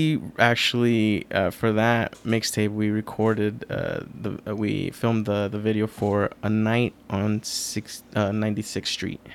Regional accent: New York City, New York, United States; I was born in Queens, New York, more specifically Elmhurst, Queens.

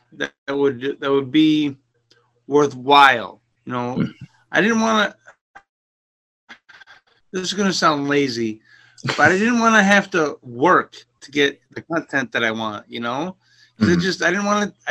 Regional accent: Asheville, New York, United States; I grew up in Asheville, New York on a farm.

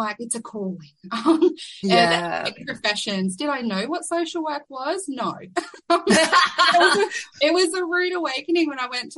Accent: Rockhampton, Queensland, Australia; also born or lived in Perth; I was born and raised in Rockhampton, which is Dharambal country.

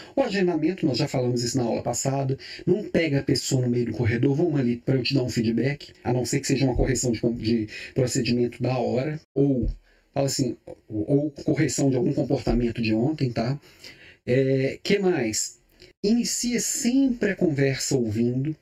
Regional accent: Belo Horizonte, Minas Gerais, Brazil; now in Florianópolis, Brazil; eu também sou mineiro de Belo Horizonte, estou aqui em Florianópolis, mas mineirinho de corpo, alma e coração

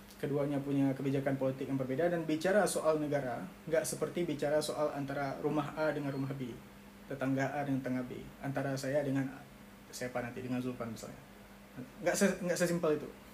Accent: Aceh, Indonesia; kita orang Aceh

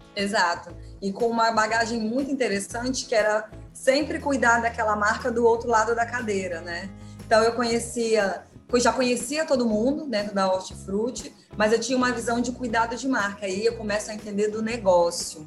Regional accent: Colatina, Espírito Santo, Brazil; moved away as an adult; also born or lived in São Paulo; sou do interior do, do, do estado do Espírito Santo, de Colatina

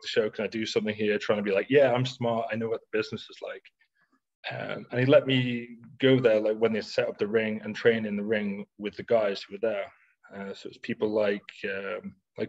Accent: Isle of Man; moved away; in my hometown on the Isle of Man

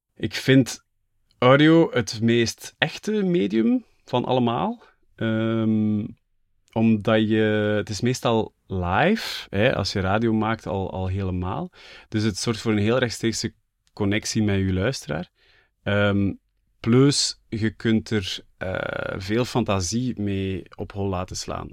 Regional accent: Flanders, Belgium; voor mij als Vlaming

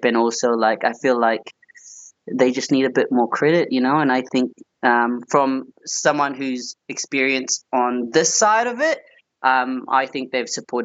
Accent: New Zealand; moved away as an adult; now in Australia; I grew up in New Zealand

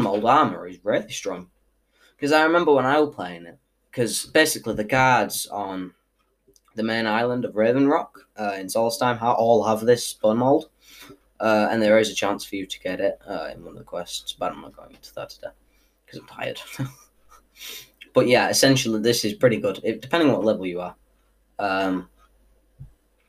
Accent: United Kingdom; I am from Britain

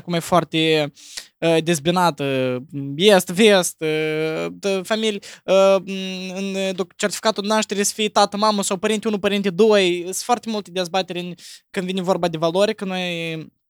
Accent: Moldova; noi ca moldoveni suntem crescuți

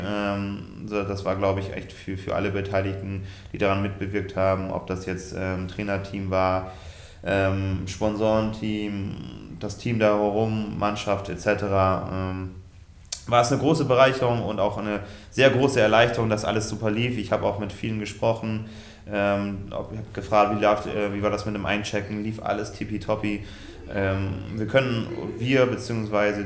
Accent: Germany; in Ort äh, Westerwolleding, wo ich aufgewachsen bin

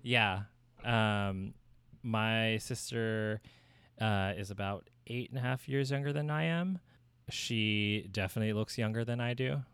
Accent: Southern New Jersey, United States; moved away as an adult; also born or lived in New York; now in San Francisco, United States; raised in Southern New Jersey, and that's where I lived my whole life

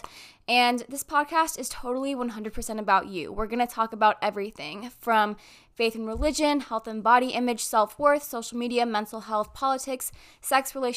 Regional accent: Southern California, United States; I am from Southern California and I'm 18 years old

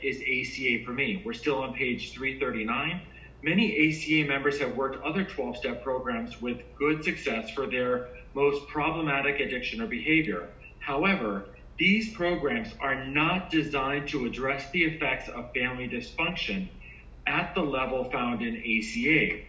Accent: Florida, United States; also born or lived in Hawaii; now in Fort Lauderdale, United States; I was born in Hawaii. I come from a military family. My elementary, middle school, and high school was actually in Central Florida. I am located in Fort Lauderdale.

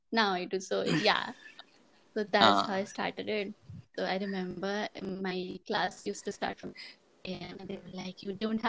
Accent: Renukoot, Uttar Pradesh, India; moved away as an adult; now in Mumbai, India; I'm basically from Renukoot, which is a small town in UP. And I moved here in Bombay 4 years ago

